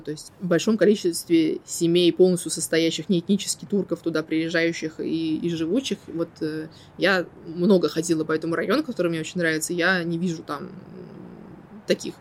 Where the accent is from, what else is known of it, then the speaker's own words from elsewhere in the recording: Moscow, Russia; moved away as an adult; also born or lived in Murcia; now in Cyprus; я родилась и выросла в Москве